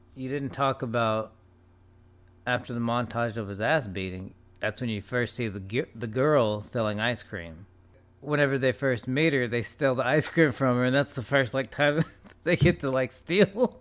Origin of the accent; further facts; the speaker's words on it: United States; as an American, as an English person